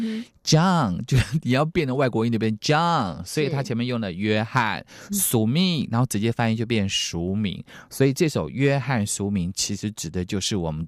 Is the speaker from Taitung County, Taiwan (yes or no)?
yes; Jinlun, Taitung County, Taiwan; 那因为我们金轮呢有跟卑南族，其实，在卑南族那时候，呃，所谓卑南王他的势力蛮大的，所以我们台东这边的排湾族其实有很多跟卑南有点影响